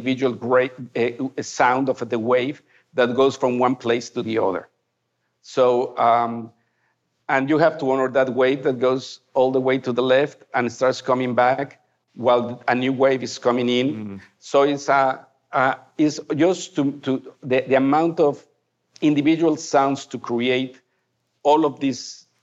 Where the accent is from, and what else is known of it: Mexico; first language Spanish; English is a second language